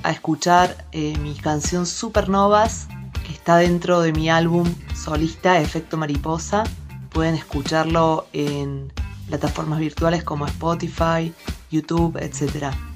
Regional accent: Córdoba, Argentina; moved away as an adult; now in Bariloche, Argentina; Soy cordobesa y vivo en Bariloche hace varios años.

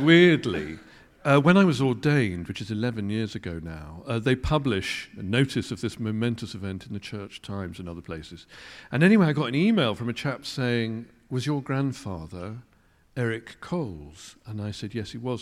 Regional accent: Kettering, East Midlands, United Kingdom; moved away; also born or lived in London; I grew up in Kettering

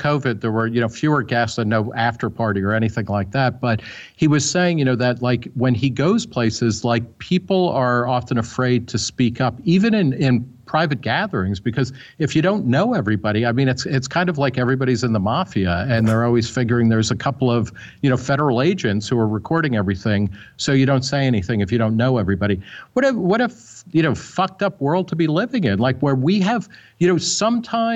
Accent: New Jersey, United States; also born or lived in Brooklyn, New York; I was born in Brooklyn but grew up in New Jersey.

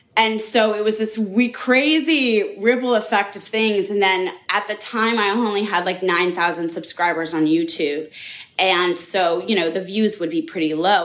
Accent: Los Angeles, California, United States; I grew up in Los Angeles, California

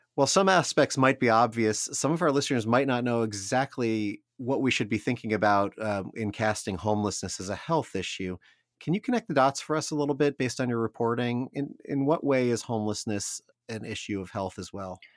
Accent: Columbus, Ohio, United States; The Dispatch in my hometown here

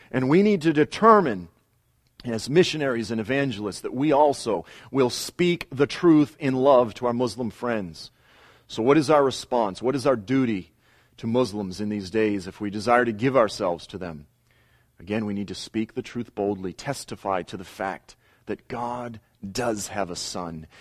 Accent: Boston, Massachusetts, United States; I grew up in South Boston

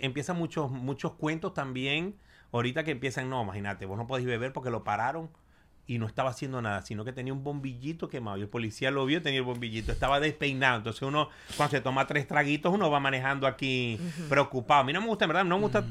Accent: Maracaibo, Zulia, Venezuela; now in United States; llego a Maracaibo y yo dije, bueno, ya llegué mi tierra

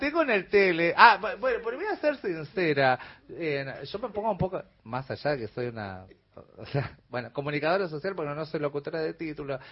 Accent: Corrientes, Argentina; moved away as an adult; now in Buenos Aires, Argentina; Yo soy nacida acá en Buenos Aires, pero a mi muy temprana edad me fui a vivir a Corrientes, o sea que soy más correntina que yacaré

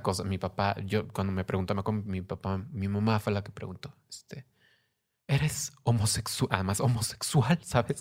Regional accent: Mexico; now in Mexico City, Mexico; Soy mexicana

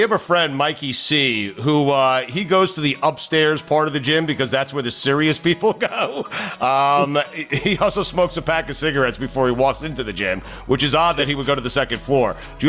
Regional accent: Long Island, New York, United States; I grew up in Long Island at the time in the early 80s. The Jets were playing at Shea Stadium, which was fairly close to my house

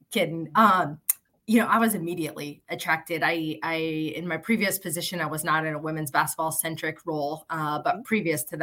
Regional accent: Iowa, United States; I grew up in the Big Ten footprint and grew up in Iowa

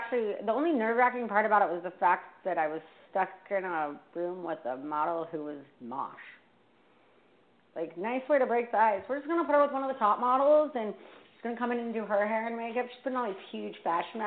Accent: Vista, California, United States; moved away as an adult; also born or lived in Washington, D.C.; I grew up in Vista

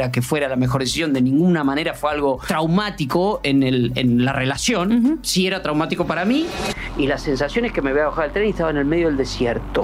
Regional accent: Puan, Buenos Aires Province, Argentina; now in Buenos Aires, Argentina; a mi pueblo, a Puan, 600 kilómetros de Buenos Aires, a pasar lo que hacemos siempre, la Navidad con mi familia

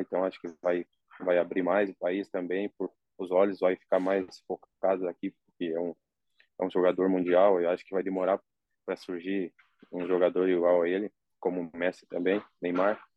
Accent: Rio Grande do Sul, Brazil; moved away as an adult; now in Saudi Arabia; como eu sou gaúcho

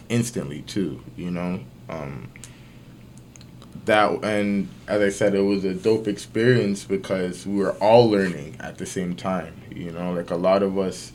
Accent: Toronto, Ontario, Canada; I grew up in Galloway, see? And that's like from the east side of the city.

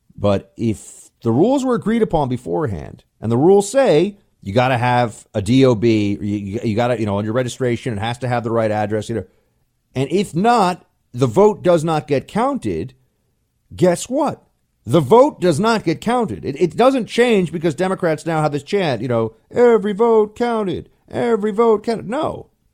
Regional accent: United States; I'm an American. I'm a citizen.

